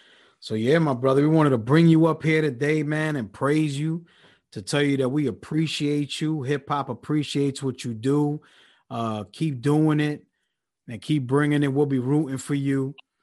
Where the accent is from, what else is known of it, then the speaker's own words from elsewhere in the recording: New York, United States; now in Philadelphia, United States; I'm originally from New York, but currently I'm in Philadelphia.